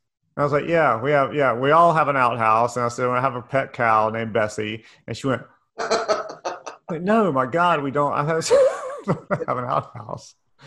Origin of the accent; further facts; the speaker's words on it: Raleigh, North Carolina, United States; also born or lived in Cary; now in Charlotte, United States; I was born in Raleigh, lived in Cary for a little while, and then moved to Charlotte after that.